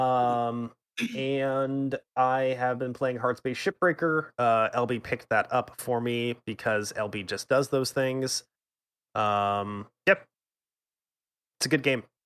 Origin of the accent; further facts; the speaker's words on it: United States; I'm an American